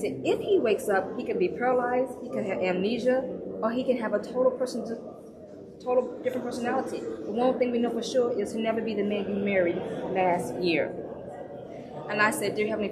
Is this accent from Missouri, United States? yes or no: yes; St. Louis, Missouri, United States; also born or lived in Washington State; now in California, United States; I'm born and raised in St. Louis, Missouri, and now I live in sunny California.